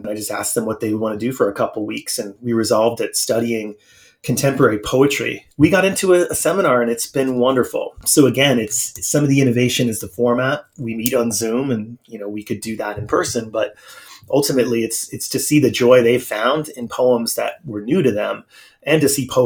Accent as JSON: {"language": "English", "town": "North Conway", "region": "New Hampshire", "country": "United States", "tie": "born or raised there", "moved": "yes", "said": "my hometown in New Hampshire."}